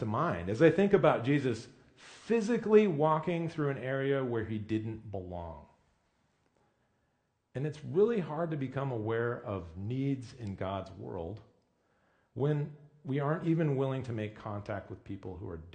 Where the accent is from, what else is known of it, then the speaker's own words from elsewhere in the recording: Midwest, United States; moved away as an adult; also born or lived in Bellingham, Washington; now in Washington, United States; being the dumb white kid from middle America